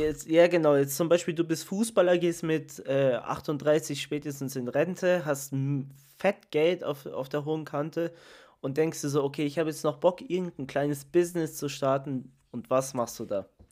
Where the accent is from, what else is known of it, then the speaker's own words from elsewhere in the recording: Italy; ich bin Italiener